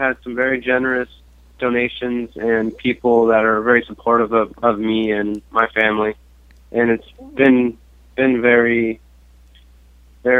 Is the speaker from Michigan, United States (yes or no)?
no; Ventura, California, United States; I'm from Ventura, California